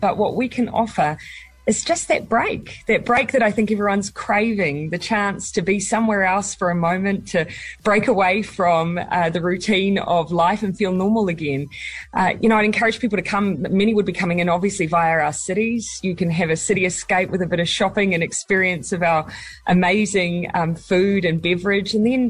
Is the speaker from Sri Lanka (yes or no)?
no; Morrinsville, Waikato, New Zealand; It happens to be my hometown as well, so there you go.